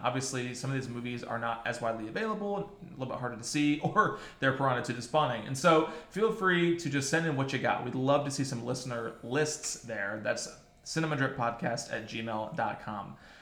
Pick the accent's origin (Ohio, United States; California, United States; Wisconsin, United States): Ohio, United States; for all of us sheltered white kids watching it from the great state of Ohio